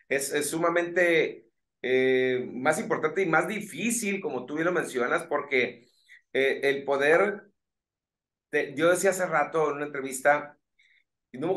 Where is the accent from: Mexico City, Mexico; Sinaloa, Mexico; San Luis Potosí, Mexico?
Sinaloa, Mexico; Colonia Juárez; somos del mismo barrio, fíjate, somos de la Juárez, Sinaloa, de la colonia Juárez.